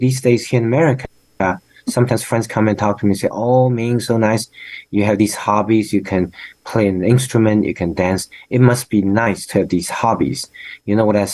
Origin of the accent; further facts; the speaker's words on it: China; moved away as an adult; now in United States; I said, China